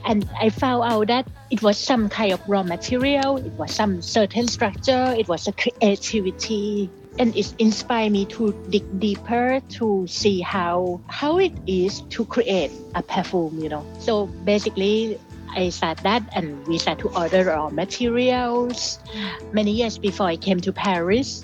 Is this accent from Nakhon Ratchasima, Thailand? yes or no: no; Bangkok, Thailand; I grew up in Bangkok, Thailand in the 80s